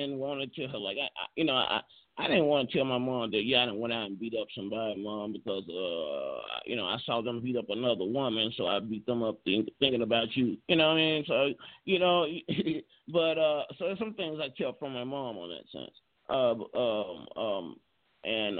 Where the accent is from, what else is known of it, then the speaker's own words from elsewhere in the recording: Memphis, Tennessee, United States; we grew up around back in North Memphis